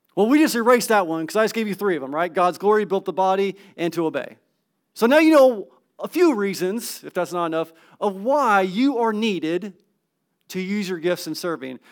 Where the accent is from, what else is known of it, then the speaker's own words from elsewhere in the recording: California, United States; moved away; I'm from California.